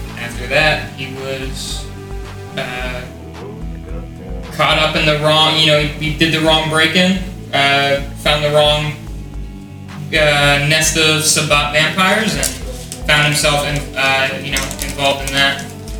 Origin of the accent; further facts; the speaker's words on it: United States; I'm from America.